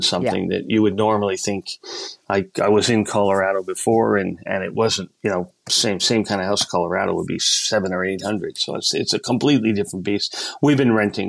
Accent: Canada; also born or lived in United States; now in Australia; I'm an American citizen, yes. Originally born in Canada

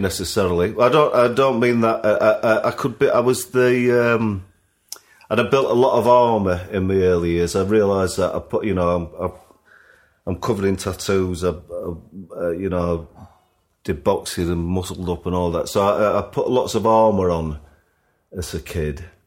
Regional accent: Sheffield, Yorkshire and the Humber, United Kingdom; being a kid growing up in Sheffield

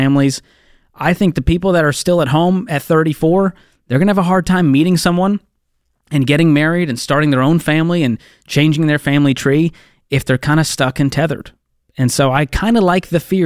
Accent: Boston, Massachusetts, United States; moved away as an adult; also born or lived in Mobile, Alabama; I moved out of my parents' home at 20 years old, and I moved across the country from Boston to Mobile, Alabama.

